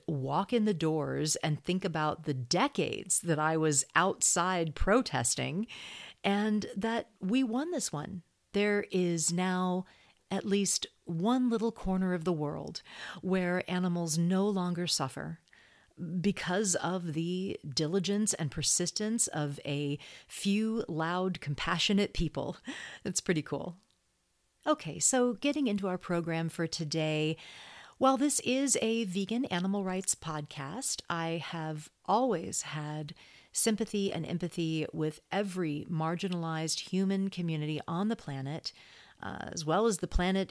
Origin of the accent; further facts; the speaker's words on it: Texas, United States; I grew up in Texas. I went to school in Texas